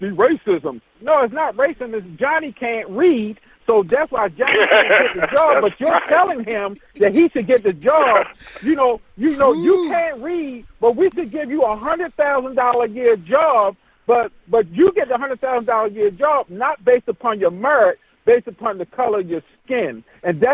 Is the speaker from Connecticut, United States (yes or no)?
no; New York City, New York, United States; I came from the hood. We grew up in Hamel with a housing project in Queens, New York